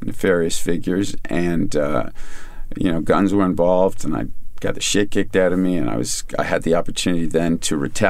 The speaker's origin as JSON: {"language": "English", "town": "Kingston", "region": "Ontario", "country": "Canada", "tie": "born or raised there", "said": "I grew up in Kingston with … and the guys in the …"}